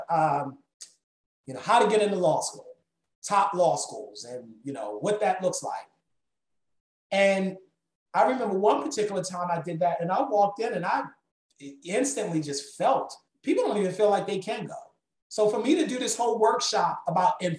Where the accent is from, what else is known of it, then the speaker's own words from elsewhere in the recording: Baltimore, Maryland, United States; growing up in Baltimore